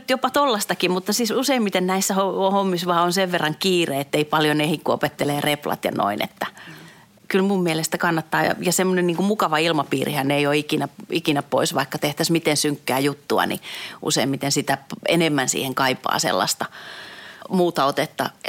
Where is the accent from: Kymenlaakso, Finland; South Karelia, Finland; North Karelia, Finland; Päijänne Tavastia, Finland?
South Karelia, Finland; Lappeenranta; born there; mä oon kuitenkin syntynyt Lappeenrannassa, mutta mun vanhemmat on tosiaan muuttanut sinne just ennen kuin mä synnyin.